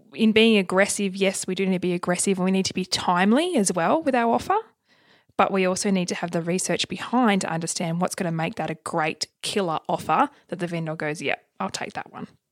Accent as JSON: {"language": "English", "region": "Tasmania", "country": "Australia", "moved": "yes", "said": "I'm originally from Tassie"}